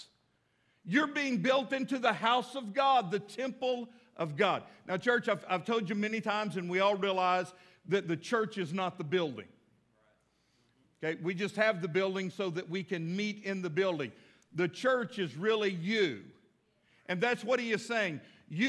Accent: Texas, United States; now in Fort Smith, United States; I live in Fort Smith, but I'm really from Texas

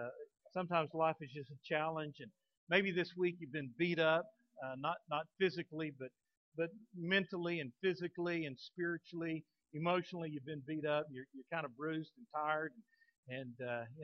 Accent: Texas, United States; now in Fort Smith, United States; I'm a Texan through and through. I love the state of Texas. I just I'm proud to be a Texan

